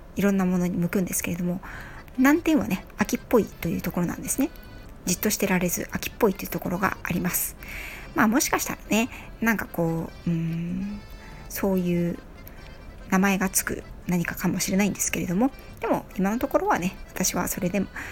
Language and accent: Japanese; Yokohama, Kanagawa, Japan; 横浜市民なので